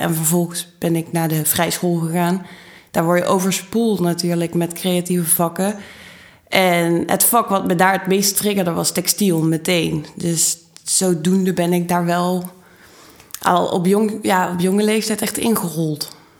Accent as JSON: {"language": "Dutch", "town": "Maastricht", "region": "Limburg", "country": "Netherlands", "also_born_or_lived": "Utrecht", "moved": "yes", "said": "ik kom uit Maastricht"}